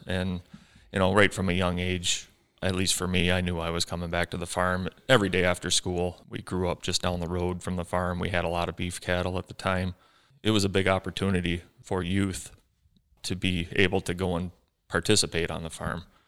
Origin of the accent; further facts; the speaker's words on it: Ubly, Michigan, United States; growing up in Ubley here, smaller school